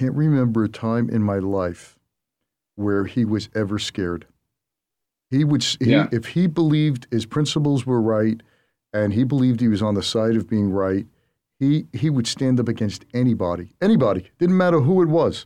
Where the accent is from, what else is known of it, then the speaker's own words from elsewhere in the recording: New York City, New York, United States; I grew up in Brooklyn